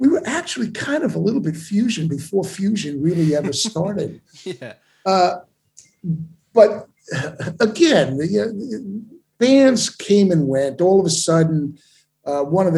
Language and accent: English; New York, United States; moved away as an adult; as a New Yorker with the gift of the New York street verbiage